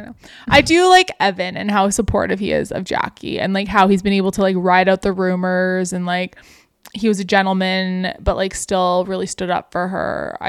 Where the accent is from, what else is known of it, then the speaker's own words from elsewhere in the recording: Canada; apparently huge thing in the States because we're Canadian.